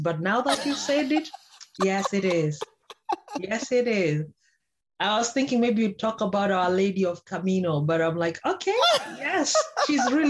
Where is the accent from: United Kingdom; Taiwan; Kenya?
Kenya; where I come from Kenya